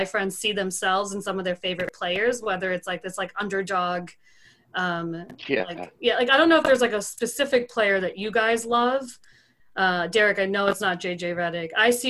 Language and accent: English; New York, United States; I grew up in New York